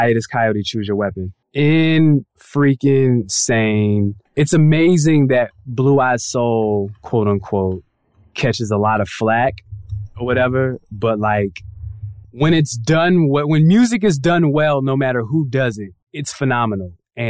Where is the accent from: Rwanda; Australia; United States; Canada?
United States; West Coast; also born or lived in California / Hawaii / Colorado; I was raised on the West Coast. So I spent much of my years in California, Hawaii, even Colorado.